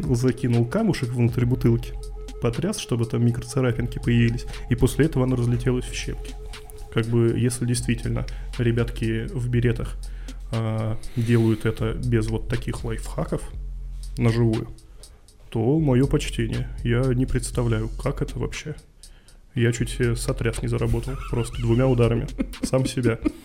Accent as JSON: {"language": "Russian", "town": "Yurga", "region": "Kemerovo Oblast", "country": "Russia", "tie": "born or raised there", "moved": "yes", "said": "когда я рос в Юрге"}